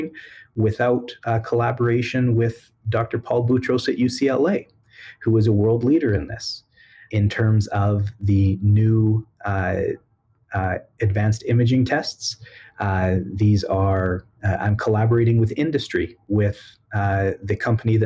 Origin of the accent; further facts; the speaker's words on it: Edmonton, Alberta, Canada; I was born and raised in Edmonton.